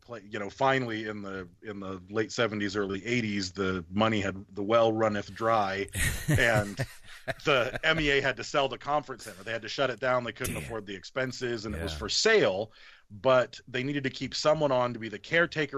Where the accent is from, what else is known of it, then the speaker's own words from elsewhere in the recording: Battle Creek, Michigan, United States; also born or lived in Detroit, Michigan; now in Bakersfield, United States; I was born in Detroit. We moved out here to Bakersfield, where I live right now in California. And then my mom got a job in Battle Creek, Michigan, where I spent my childhood all the way through high school.